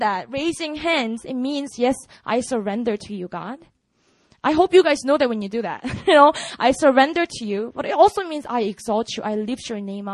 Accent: Busan, South Korea; English is a second language; moved away; also born or lived in Seoul; I grew up in Busan

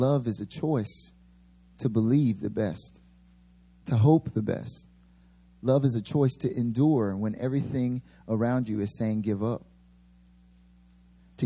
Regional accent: near North Carolina, United States; moved away as an adult; now in Seoul, South Korea; my father was back in North Carolina, actually like really close to my hometown

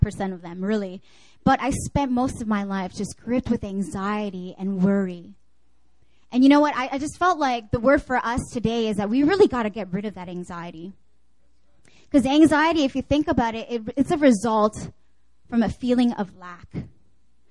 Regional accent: Canada; moved away; I grew up actually in Canada

